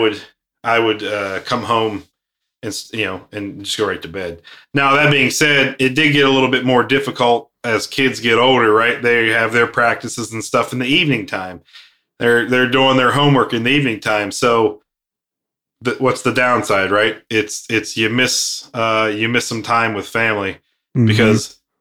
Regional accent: United States; I grew up here in the States

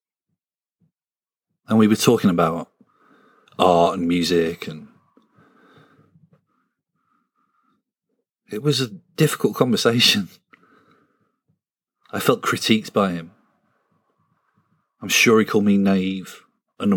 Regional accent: a village near Sunderland, North East England, United Kingdom; I'm from a village that has had it hard

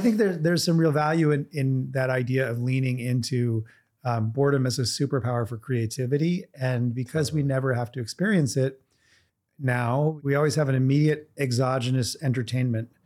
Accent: Vermont, United States; I grew up in Vermont in a very cold climate

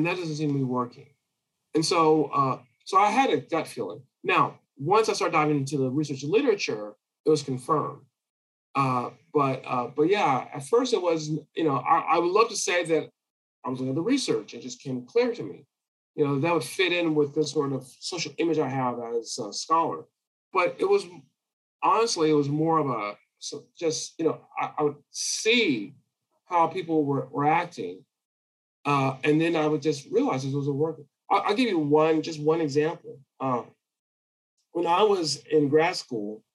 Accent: California, United States; now in Texas, United States; I grew up in California

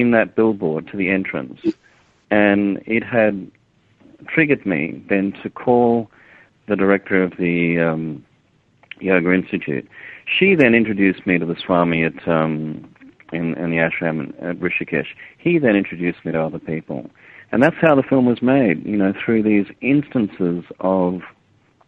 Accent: Australia; I'm a filmmaker from Australia.

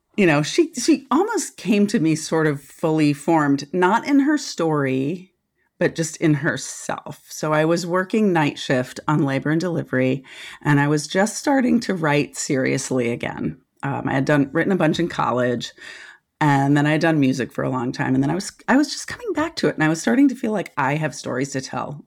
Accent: Washington, District of Columbia, United States; moved away as an adult; also born or lived in Santa Cruz, California / Nelson County, Virginia; I was born and raised in Washington, D C, like in the city, in the eighties

